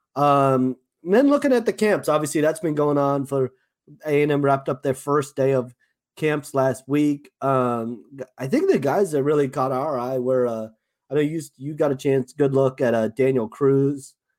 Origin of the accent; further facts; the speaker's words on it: Johannesburg, Gauteng, South Africa; accent: South African; moved away; my South African accent